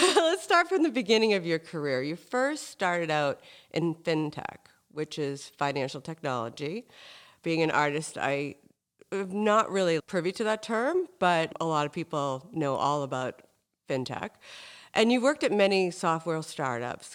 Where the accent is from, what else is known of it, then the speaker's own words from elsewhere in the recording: Hingham, Massachusetts, United States; I grew up in Hingham, which is basically the South Shore version of Marblehead